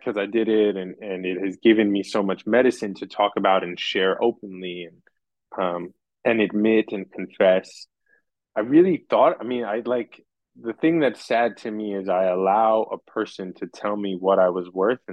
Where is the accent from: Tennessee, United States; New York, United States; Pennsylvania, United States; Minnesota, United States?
New York, United States; born and raised in New York